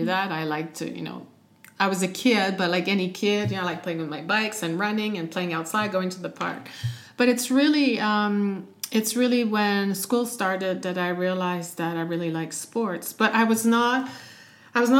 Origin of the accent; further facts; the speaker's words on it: Canada; moved away as an adult; also born or lived in United States; now in Europe; I'm Canadian